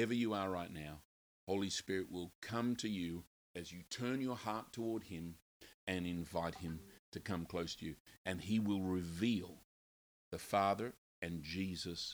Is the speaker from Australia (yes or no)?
yes; Australia; I grew up in Australia